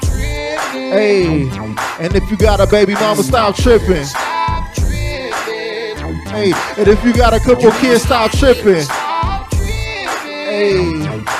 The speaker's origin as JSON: {"language": "English", "town": "Long Beach", "region": "California", "country": "United States", "said": "I'm from Long Beach. That's Crip City, but I don't bang"}